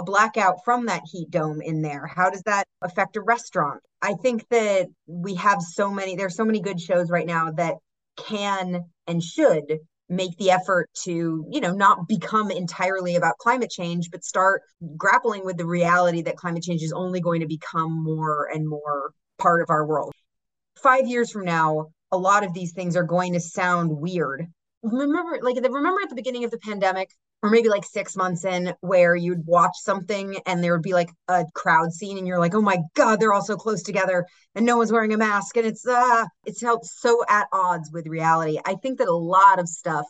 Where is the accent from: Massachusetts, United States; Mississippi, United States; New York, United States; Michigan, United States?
Massachusetts, United States; I'm from Massachusetts